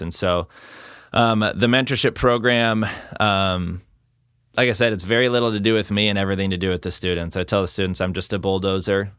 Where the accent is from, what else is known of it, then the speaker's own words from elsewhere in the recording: Salem, Oregon, United States; grew up here in, uh, South Salem, just off of Kubler, so not, not too far from Sprague.